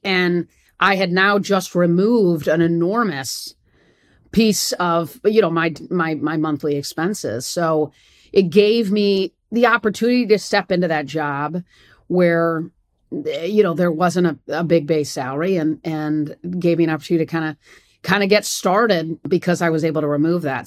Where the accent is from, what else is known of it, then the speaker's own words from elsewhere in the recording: East Lansing, Michigan, United States; moved away as an adult; now in Atlanta, United States; I'd grown up in East Lansing